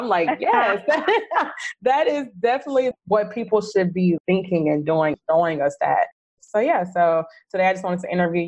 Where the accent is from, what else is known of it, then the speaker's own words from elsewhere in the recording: Houston, Texas, United States; now in Bangkok, Thailand; So yeah, so just a little bit about me. I moved to Bangkok 2 years ago. I'm from Houston.